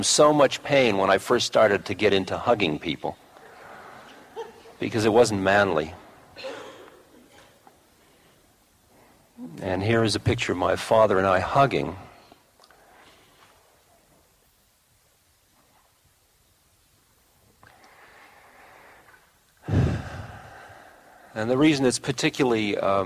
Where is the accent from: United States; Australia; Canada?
United States; I'm an American